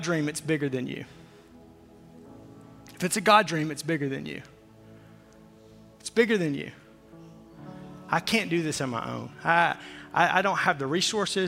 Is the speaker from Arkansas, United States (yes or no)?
yes; Fort Smith, Arkansas, United States; as a young kid growing up in Fort Smith, Arkansas